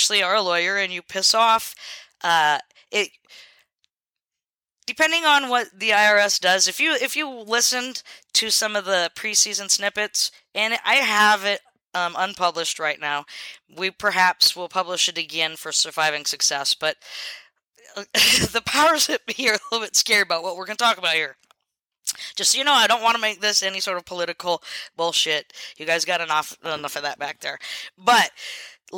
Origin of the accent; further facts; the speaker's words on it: Selah, Washington, United States; moved away; I would go into town where I grew up. I was expelled from Selah High School in Washington